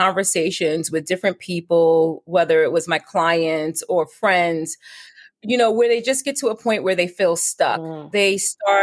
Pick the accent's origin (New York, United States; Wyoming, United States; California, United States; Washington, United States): New York, United States; New York City; moved away as an adult; now in Richmond, United States; I now reside in Richmond, Virginia, but I'm born and raised in Brooklyn